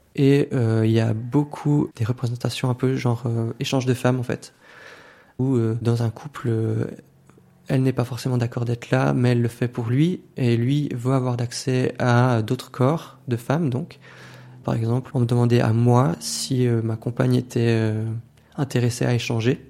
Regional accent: Valais, Switzerland; J'ai grandi dans le Chablais valaisan

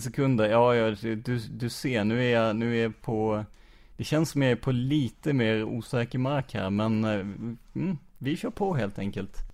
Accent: Rödeby, Blekinge, Sweden; also born or lived in Karlskrona; jag är ju uppvuxen i, i Rödeby

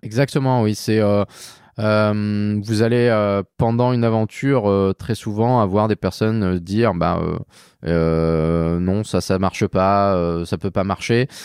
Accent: Saint-Malo, Brittany, France; Je viens de Saint-Malo

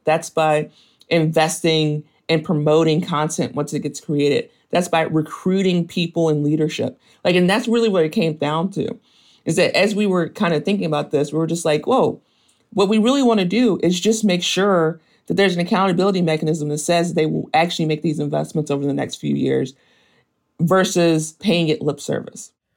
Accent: Mississippi, United States; moved away; also born or lived in Memphis, Tennessee; I was born in Mississippi, and then I kinda spent most of my childhood going between Mississippi and Tennessee

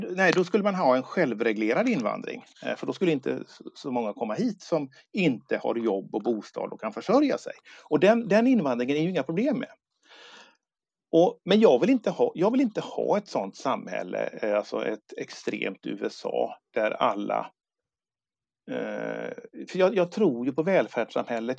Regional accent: Sweden; also born or lived in Gothenburg; jag är svensk, jag är stolt, jag är glad att jag är född i Sverige

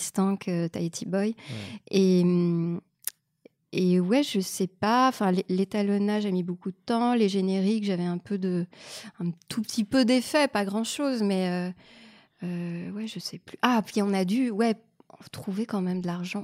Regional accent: Canada; moved away as an adult; now in France; je suis canadienne

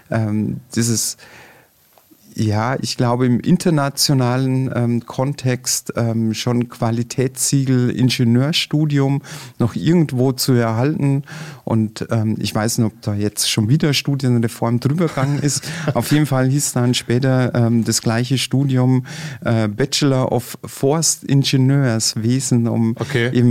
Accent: Passau, Bavaria, Germany; in meiner Jugend standen wir in Passau regelmäßig ähm, am Exerziersplatz vor der Nibelungenhalle

